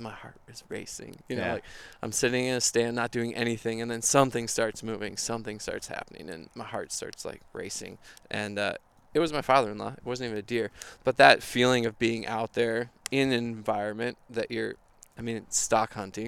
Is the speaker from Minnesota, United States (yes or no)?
yes; Minneapolis, Minnesota, United States; I'm from Minnesota, grew up in Minneapolis, still live here.